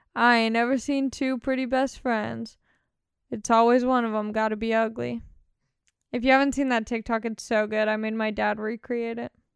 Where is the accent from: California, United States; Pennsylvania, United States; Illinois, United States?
California, United States; Long Beach; I grew up in Long Beach represent Long Beach all day